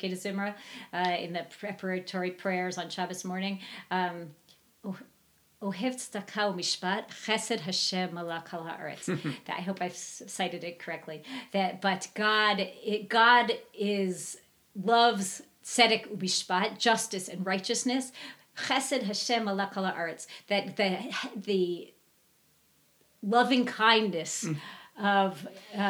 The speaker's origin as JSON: {"language": "English", "region": "Virginia", "country": "United States", "moved": "yes", "said": "I'm from Virginia"}